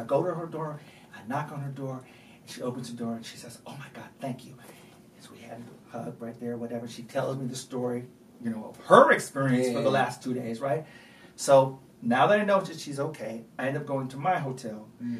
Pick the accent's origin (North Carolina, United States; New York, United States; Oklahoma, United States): New York, United States; I'm a New Yorker